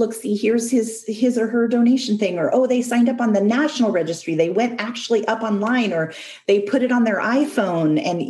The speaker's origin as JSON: {"language": "English", "country": "Canada", "tie": "born or raised there", "also_born_or_lived": "United States", "said": "because I grew up in Canada and the United States, and we're a culture that values individual decision-making."}